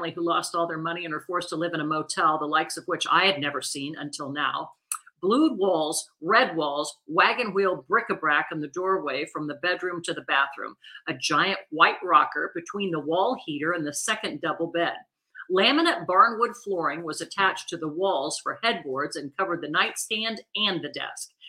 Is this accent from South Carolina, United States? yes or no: yes; South Carolina, United States; I'm from South Carolina and you can find them all over the place down there in big barrels, gas stations, grocery stores, pretty much everywhere.